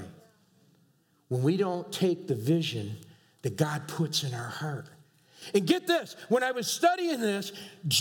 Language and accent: English; New York, United States; I'm from New York. We're noisy people